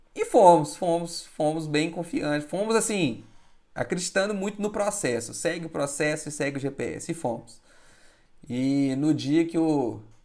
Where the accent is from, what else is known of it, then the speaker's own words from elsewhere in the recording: Minas Gerais, Brazil; eu sou de Minas